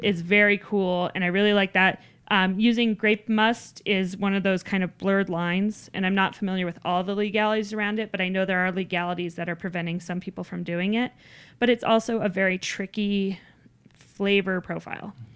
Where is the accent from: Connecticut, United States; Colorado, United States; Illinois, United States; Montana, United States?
Colorado, United States; Littleton; I grew up down in Littleton